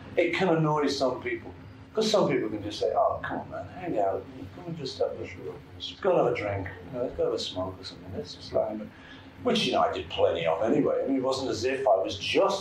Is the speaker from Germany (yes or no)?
no; Liverpool, North West England, United Kingdom; I come from Liverpool